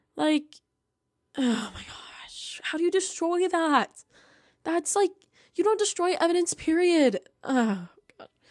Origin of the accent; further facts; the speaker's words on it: Idaho, United States; my home state